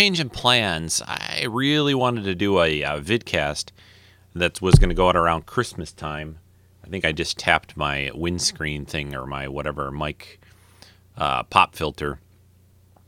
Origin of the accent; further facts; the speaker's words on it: Detroit, Michigan, United States; I am from Detroit. I was born in Detroit